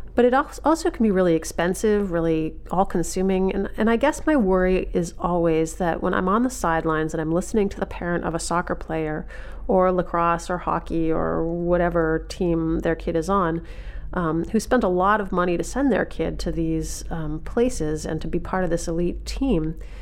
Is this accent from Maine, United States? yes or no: yes; Maine, United States; when I was growing growing up in Maine